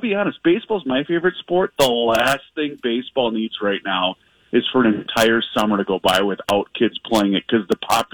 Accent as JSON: {"language": "English", "town": "Faribault", "region": "Minnesota", "country": "United States", "lives_now": "Carver, United States", "said": "I'm from Faribault, and our senior class last year, I think we had 4 seniors total that played varsity baseball"}